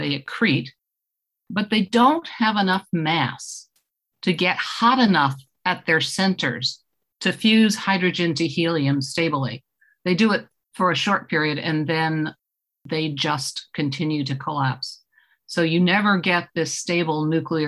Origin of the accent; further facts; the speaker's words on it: Eastchester, New York, United States; I grew up in Eastchester, New York, which is a commute town outside of New York City